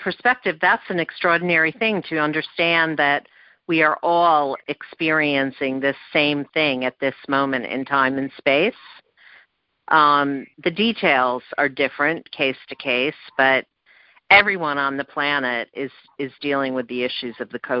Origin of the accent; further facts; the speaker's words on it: New York, United States; Well, as a New Yorker, I'm curious to hear your thoughts about the situation with our cultural institutions